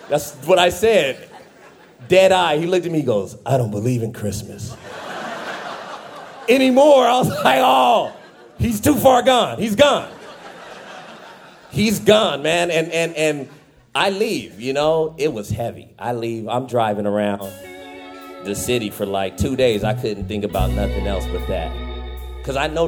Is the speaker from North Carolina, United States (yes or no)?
no; Fresno, California, United States; I'm from Fresno